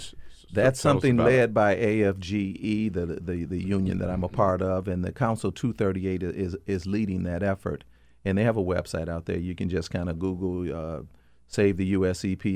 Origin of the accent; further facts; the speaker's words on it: Michigan, United States; I'm from Michigan. So, I grew up in air pollution, and I know what that's like.